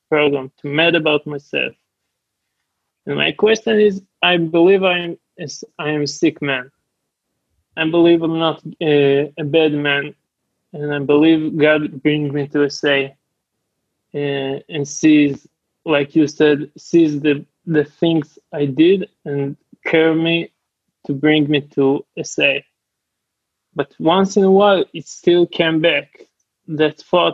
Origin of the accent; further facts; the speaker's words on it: Israel; English is a second language; I'm a sexaholic from Israel.